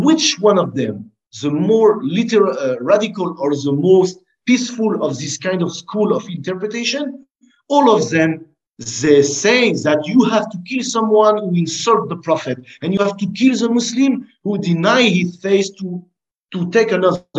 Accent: France; I grew up with them in France.

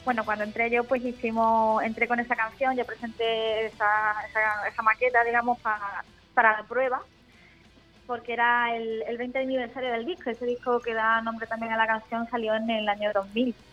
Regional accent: Málaga, Andalusia, Spain; Yo soy de Andalucía, yo soy de Málaga.

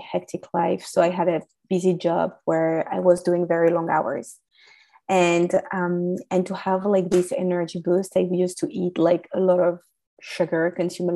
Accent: France; English is a second language; As you can hear from my accent, I was raised in France

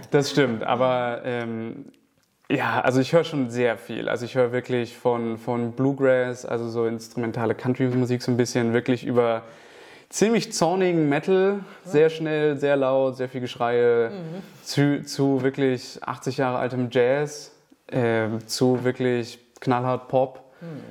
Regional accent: Kiel, Schleswig-Holstein, Germany; moved away; ich komme ja ursprünglich aus Kiel

